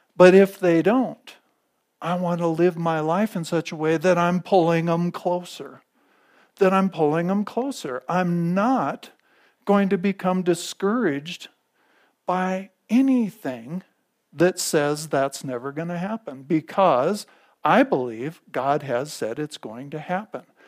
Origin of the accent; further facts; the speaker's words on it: United States; I'm an American